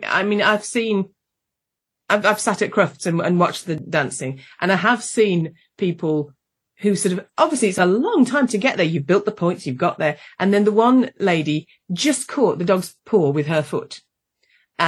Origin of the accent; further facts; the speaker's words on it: United Kingdom; I'm British. I'm British.